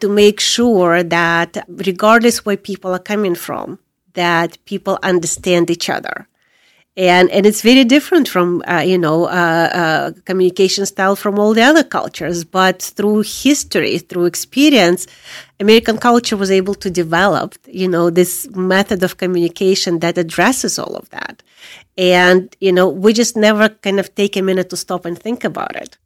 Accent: Crimea, Ukraine; moved away as an adult; also born or lived in Soviet Union; now in United States; I was born in Soviet Union. I came as a refugee from Ukraine, but I am from Crimea

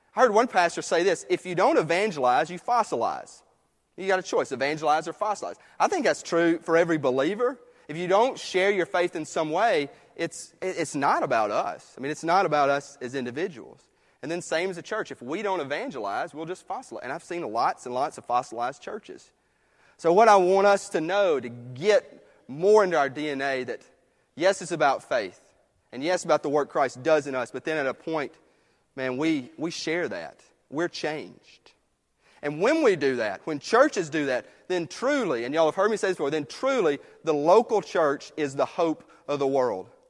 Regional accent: United States; I love living in this country, being American

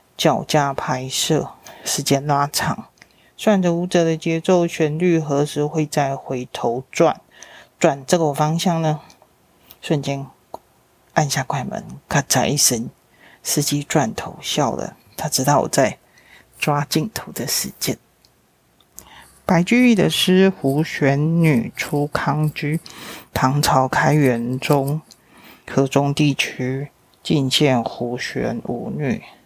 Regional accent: Taiwan; 是台湾来的

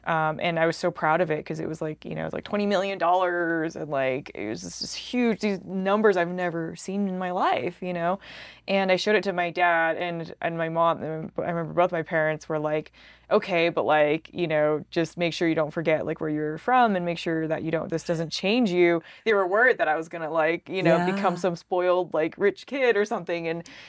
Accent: Salt Lake City, Utah, United States; and I'm like, I'm from Salt Lake, you know?

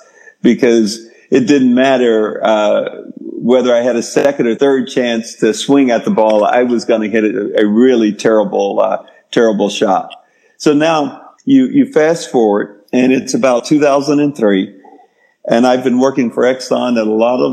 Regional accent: Texas, United States; I grew up in Texas.

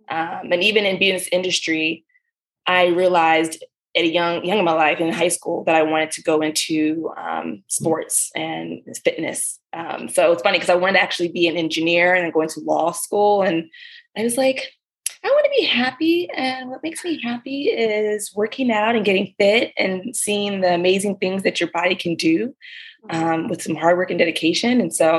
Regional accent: Maryland, United States; My family, they're from the Caribbean, from Dominica and Grenada. So island family, and I grew up here in Maryland, mostly was a military brat.

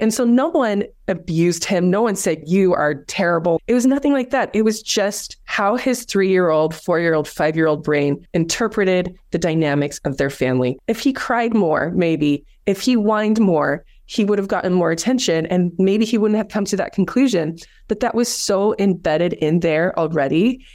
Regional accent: South Africa; moved away; I grew up in South Africa

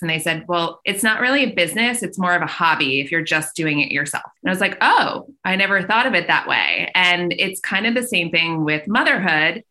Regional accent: Long Island, New York, United States; also born or lived in Brooklyn / Syracuse; now in Westchester, United States; I'm from Long Island, so just outside the city

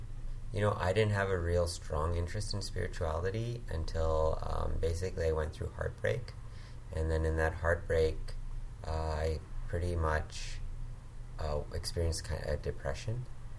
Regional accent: Hong Kong; also born or lived in Thailand; now in Vancouver, Canada; I was born in Vancouver. I grew up in Hong Kong and Thailand.

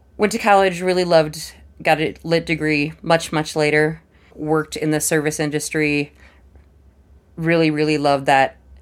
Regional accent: Missoula, Montana, United States; also born or lived in Billings, Montana / Helena, Montana / Ohio; I lived in Missoula until fifth grade

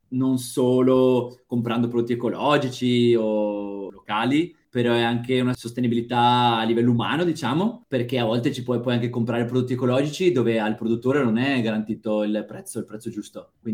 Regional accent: northern Italy, Italy; io sinceramente fin da, da piccolo nelle mie parti, nella mia zona, sarà per l'influenza che un po' siamo vicini alla, alla, all'Austria, alla Germania

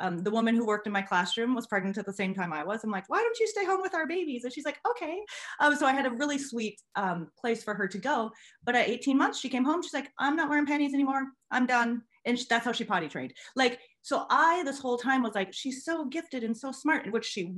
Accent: Minnesota, United States; I am from Minnesota in the USA.

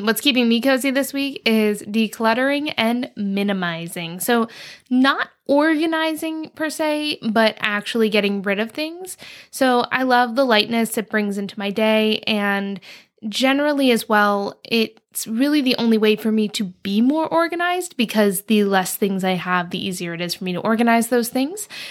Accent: East Coast, United States; I grew up on the East Coast

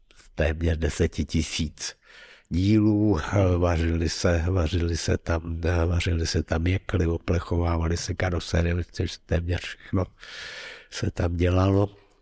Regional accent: Prague, Czechia; moved away as an adult; also born or lived in Ostrov; jsem původně z Prahy

